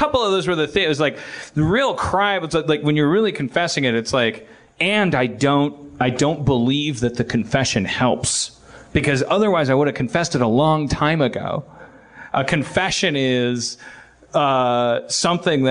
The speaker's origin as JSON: {"language": "English", "region": "Wisconsin", "country": "United States", "said": "I'm from Wisconsin."}